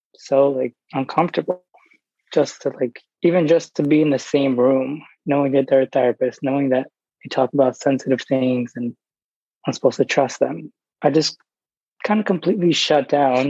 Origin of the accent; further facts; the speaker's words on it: New York, United States; I grew up in New York